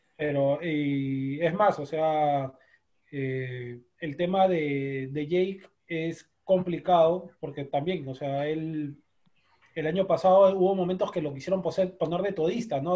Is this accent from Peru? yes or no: yes; Peru; nosotros como sudamericanos, peruanos